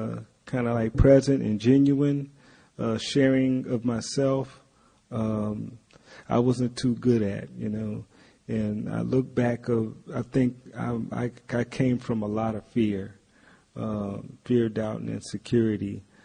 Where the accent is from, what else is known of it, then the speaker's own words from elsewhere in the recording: Valdosta, Georgia, United States; Actually, I'm from Valdosta, Georgia, which is a small town. And in Valdosta, Georgia, they were known for their truck stops.